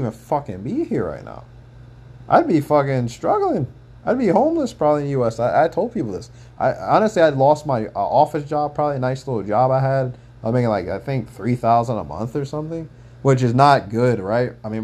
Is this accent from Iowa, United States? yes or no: no; Anchorage, Alaska, United States; moved away as an adult; I'm from Anchorage. I told you guys, I'm from Alaska.